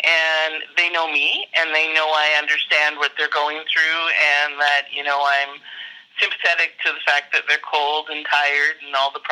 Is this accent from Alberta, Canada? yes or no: yes; Perryvale, Alberta, Canada; I'm from Perryvale, Alberta, Canada